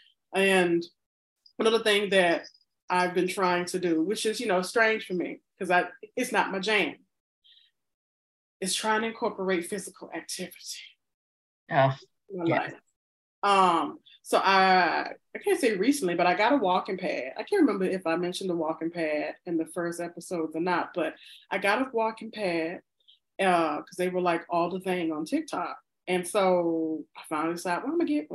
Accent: the South, United States; I'm black and I'm from the South

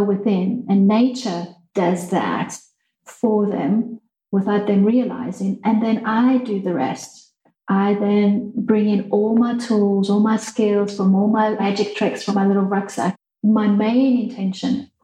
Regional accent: Mozambique; moved away; growing up in Mozambique, where I had no one to play with besides the children on the farm

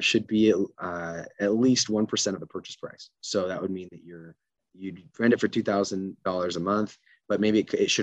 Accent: Utah, United States; I'm from Utah

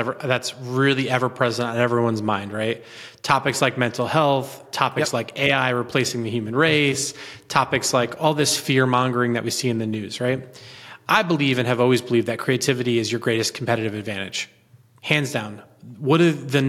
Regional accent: Southern Connecticut, United States; I grew up in Southern Connecticut, son of a union dad who used to be a butcher.

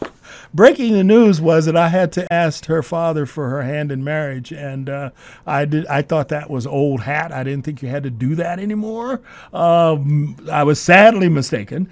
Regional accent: Kansas City, Kansas, United States; growing up in a segregated community in Kansas City, Kansas, and going to all black schools

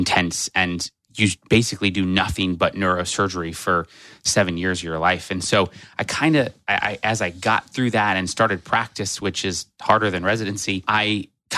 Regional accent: Nebraska, United States; moved away as an adult; also born or lived in Oklahoma / South Carolina; I'm from Nebraska. I still call Nebraska home. I was actually born in Oklahoma, but raised for most of my life in Nebraska

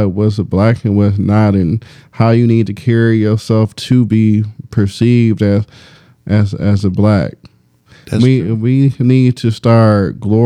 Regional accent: Detroit, Michigan, United States; I grew up in Detroit, and I said, Green Acres or with Forest

